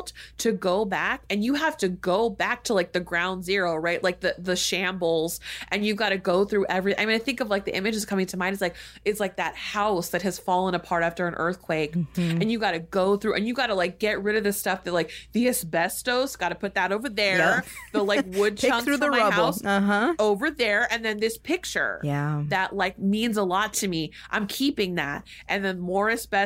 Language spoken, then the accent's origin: English; United States; growing up and was socialized into as an American child